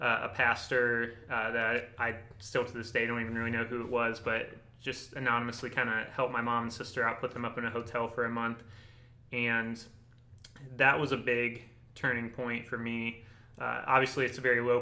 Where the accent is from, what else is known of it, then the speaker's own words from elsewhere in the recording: Barberton, Ohio, United States; also born or lived in Canton, Ohio; I grew up in Ohio, lived in Northeast Ohio my whole life. I grew up in Barberton for most of my life